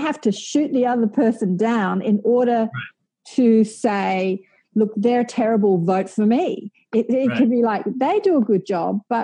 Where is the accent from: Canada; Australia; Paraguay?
Australia; I say our being Australian